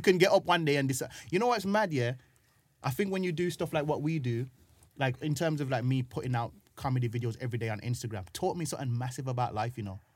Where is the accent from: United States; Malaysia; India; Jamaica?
Jamaica; also born or lived in Birmingham, United Kingdom; now in London, United Kingdom; I was growing up in Jamaica, and the part of Jamaica that I was growing up in, I had to walk down the road to get water